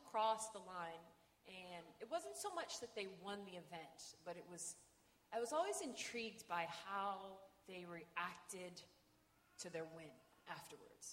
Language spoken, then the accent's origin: English; Los Angeles, California, United States; moved away; also born or lived in North Carolina; I'm from Los Angeles